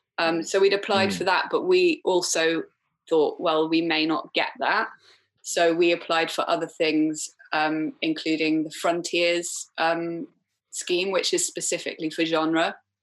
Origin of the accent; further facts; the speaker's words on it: Wales, United Kingdom; And then we redrafted the treatment, and I'm Welsh, even though I don't sound Welsh. I'm Welsh, so I was fortunate enough that I can apply for Film Wales funding.